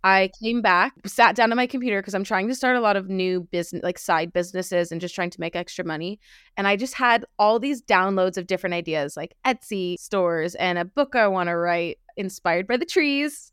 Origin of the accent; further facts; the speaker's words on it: Los Angeles, California, United States; moved away as an adult; now in United Kingdom; I am originally from L